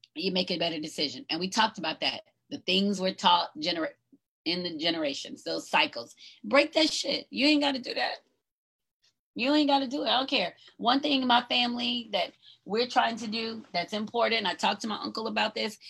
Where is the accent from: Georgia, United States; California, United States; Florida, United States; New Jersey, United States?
Georgia, United States; North; I grew up in Georgia, right? North Georgia.